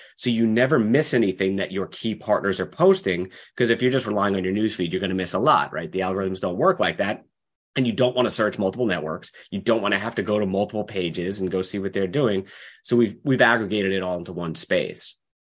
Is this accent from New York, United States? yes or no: yes; Long Island, New York, United States; moved away as an adult; now in Seattle, United States; I grew up in New York on Long Island